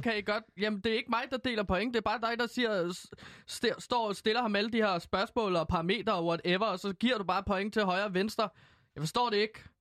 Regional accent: Herlev, Capital Region of Denmark, Denmark; jeg er jo fra Herlev

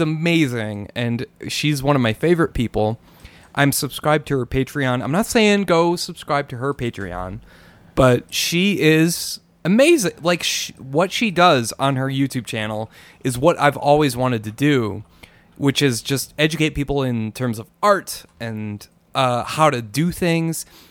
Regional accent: Minnesota, United States; now in New Mexico, United States; I'm from Minnesota and I moved to New Mexico.

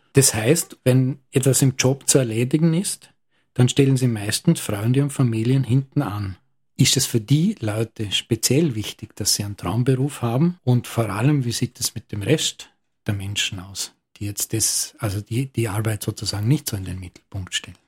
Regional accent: Lustenau, Vorarlberg, Austria; Als geborener und sozialisierter Lustenauer

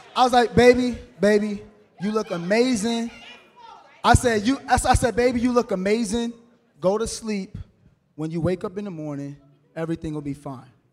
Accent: New York City, New York, United States; I am from Brooklyn

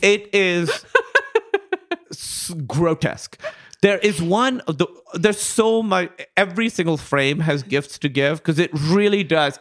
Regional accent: Karachi, Sindh, Pakistan; I grew up in Karachi, Pakistan

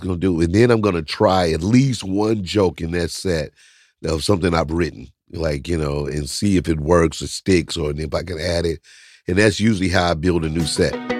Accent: St. Louis, Missouri, United States; I'm from Saint Louis

